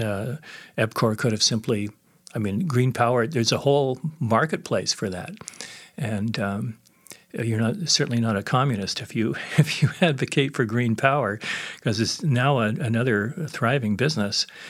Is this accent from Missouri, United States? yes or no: no; San Francisco area, California, United States; moved away as an adult; now in Edmonton, Canada; it was a very activist area, the San Francisco area